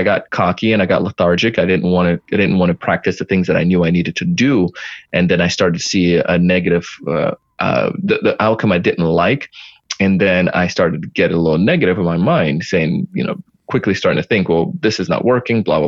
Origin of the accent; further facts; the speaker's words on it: Jamaica; I did track being Jamaican